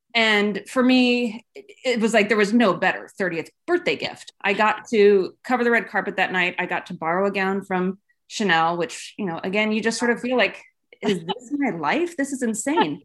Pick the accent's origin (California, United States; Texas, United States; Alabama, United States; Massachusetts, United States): California, United States; Los Gatos; moved away as an adult; also born or lived in Los Angeles / New York; I am from Los Gatos, California, which is, you know, sort of Silicon Valley. Grew up here